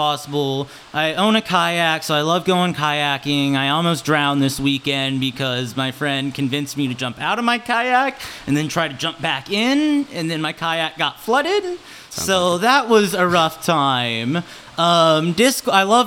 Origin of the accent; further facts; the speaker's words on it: Olathe, Kansas, United States; also born or lived in Portland, Oregon / Florida; I was born in Olathe, Kansas, a little suburb of Kansas City